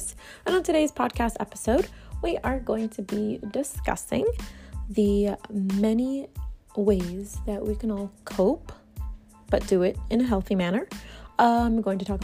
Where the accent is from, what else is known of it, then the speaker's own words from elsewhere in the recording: Dominican Republic; We grew up together in the Dominican Republic